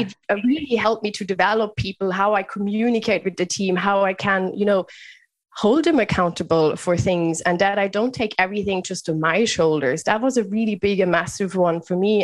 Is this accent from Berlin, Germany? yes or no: no; Bavaria, Germany; moved away as an adult; also born or lived in United Kingdom / Netherlands / France; now in Dublin, Ireland; Germany is where I grew up in lovely Bavaria